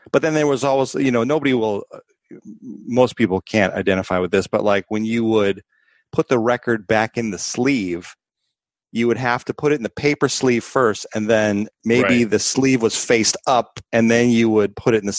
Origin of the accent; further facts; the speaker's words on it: Chicago, Illinois, United States; growing up in Chicago, big blues influence